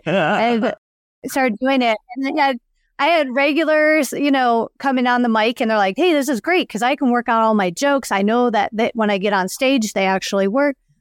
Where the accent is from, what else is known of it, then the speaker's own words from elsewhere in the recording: outside of Chicago, Illinois, United States; moved away; I grew up outside of Chicago